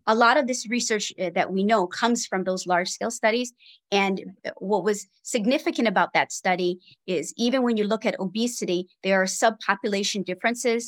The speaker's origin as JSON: {"language": "English", "region": "Hawaii", "country": "United States", "tie": "born or raised there", "said": "I was born and raised in Hawaii"}